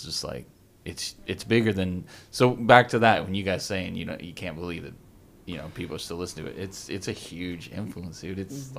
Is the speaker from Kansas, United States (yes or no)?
no; Carson City, Nevada, United States; I grew up in Carson City, and he was in Reno.